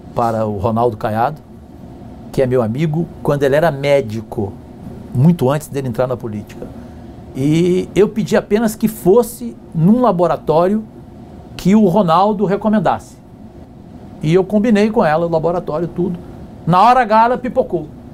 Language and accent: Portuguese; Cajuru, São Paulo, Brazil; a cidade de Cajuru, onde eu nasci, no interior de São Paulo